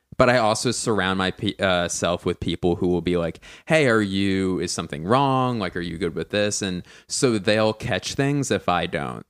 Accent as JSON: {"language": "English", "town": "Philadelphia", "region": "Pennsylvania", "country": "United States", "moved": "yes", "lives_now": "Los Angeles, United States", "said": "I'm from Philly"}